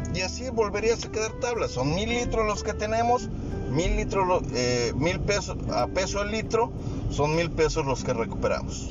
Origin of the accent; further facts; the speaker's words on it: Mexico; Yo soy mexicano y estoy en México